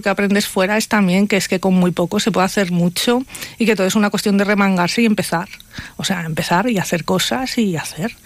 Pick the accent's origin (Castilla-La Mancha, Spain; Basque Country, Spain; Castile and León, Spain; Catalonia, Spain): Castile and León, Spain; Palencia; una banderada de mi tierra, de Palencia